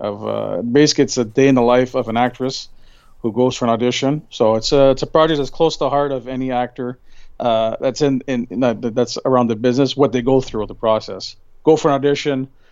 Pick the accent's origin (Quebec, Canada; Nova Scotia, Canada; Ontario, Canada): Quebec, Canada; Montreal; Montreal, you know, my hometown